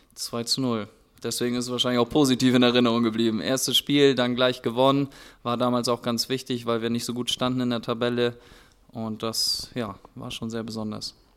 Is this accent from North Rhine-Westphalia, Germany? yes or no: no; Hörup, Schleswig-Holstein, Germany; ich bin da ganz bescheiden aufgewachsen in Hörup